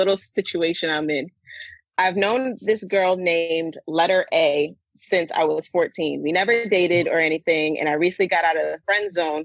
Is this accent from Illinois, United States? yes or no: no; Kissimmee, Florida, United States; born or raised there